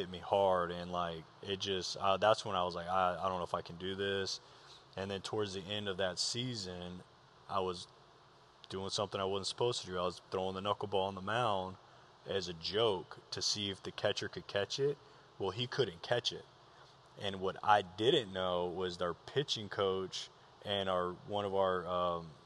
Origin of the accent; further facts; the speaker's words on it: Moreno Valley, California, United States; so I grew up in Moreno Valley. Well, we bounced around a lot, but most of my uh, adolescent years was in Moreno Valley, California.